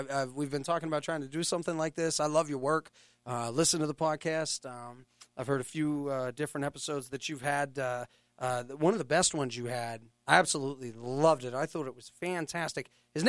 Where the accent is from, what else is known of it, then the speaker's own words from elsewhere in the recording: San Francisco, California, United States; moved away; You know, we came here from San Francisco. She wanted a whole different life.